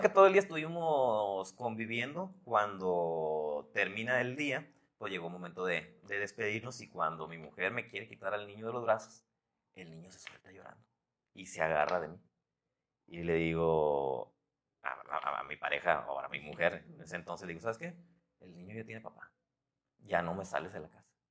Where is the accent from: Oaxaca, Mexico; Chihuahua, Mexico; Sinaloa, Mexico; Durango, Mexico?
Sinaloa, Mexico; Los Mochis; moved away; also born or lived in Guadalajara; Mochis, de donde, donde, de donde yo soy